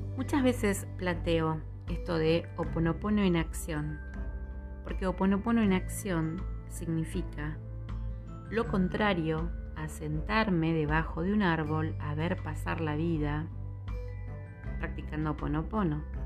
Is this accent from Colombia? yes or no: no; Argentina; en mi país, en Argentina